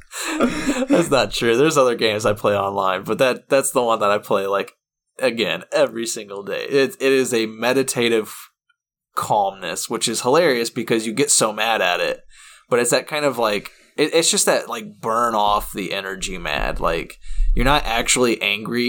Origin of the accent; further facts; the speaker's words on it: United States; I'm American